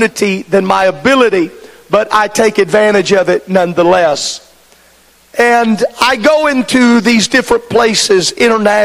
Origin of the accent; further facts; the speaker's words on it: Dongola, Illinois, United States; moved away